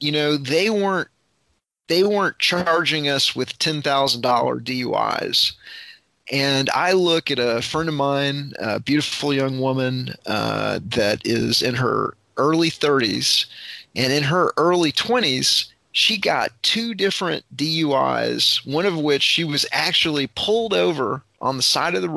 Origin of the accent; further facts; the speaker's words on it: Fort Worth, Texas, United States; when I grew up in Fort Worth, Texas, in the you know, mid to late 1980s